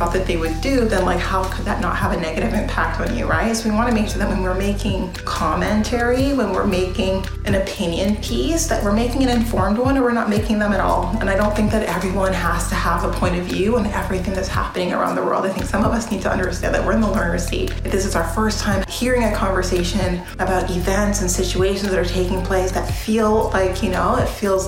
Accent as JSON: {"language": "English", "country": "Canada", "tie": "born or raised there", "said": "I grew up in Canada"}